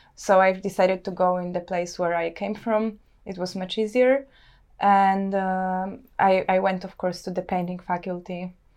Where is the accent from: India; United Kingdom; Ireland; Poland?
Poland; Warsaw, Masovian Voivodeship; moved away as an adult; now in Helsinki, Finland; I come from Warsaw, I grew up there